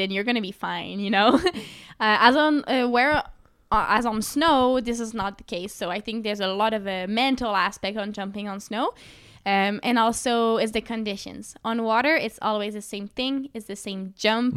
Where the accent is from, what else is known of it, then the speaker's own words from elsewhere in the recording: Sherbrooke, Quebec, Canada; Sherbrooke, my hometown